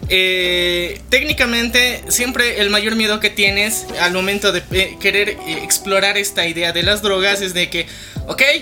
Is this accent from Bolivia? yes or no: yes; Bolivia; somos de Bolivia